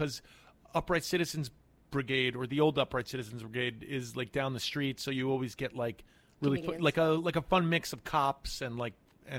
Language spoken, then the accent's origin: English; New York City, New York, United States; I grew up in Manhattan. I'm born and raised.